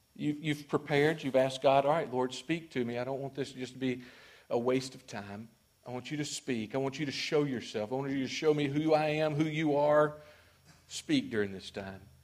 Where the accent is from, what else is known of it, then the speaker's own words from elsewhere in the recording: Mississippi, United States; I'm from Mississippi